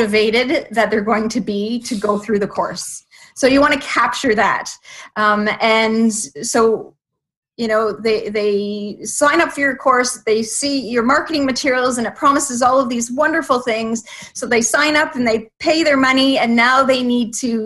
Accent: Canada; also born or lived in Toronto area, Ontario; I live in just outside of Toronto, so I'm Canadian

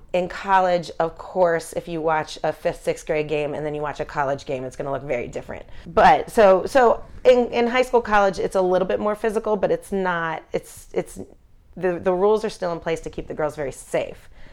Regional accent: Philadelphia, Pennsylvania, United States; I grew up in Philadelphia, following Philadelphia sports

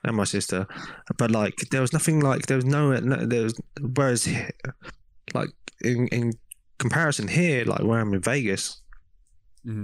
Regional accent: England, United Kingdom; accent: English; moved away as an adult; also born or lived in Hong Kong; now in United States; I was born in England.

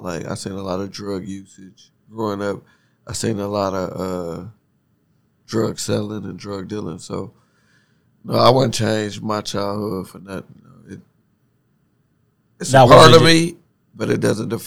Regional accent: Detroit, Michigan, United States; I grew up on Plymouth and Evergreen. I'm from P-Rock

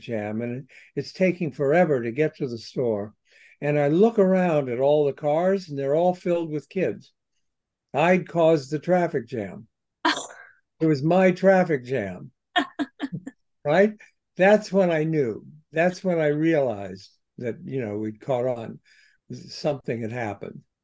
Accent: Columbus, Ohio, United States; I was in my hometown, Columbus, Ohio

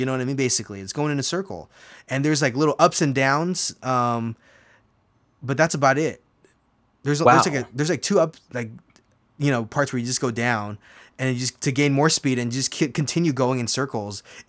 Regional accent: California, United States; I grew up in Southern California, and back in the day, I would get an annual pass for $100.

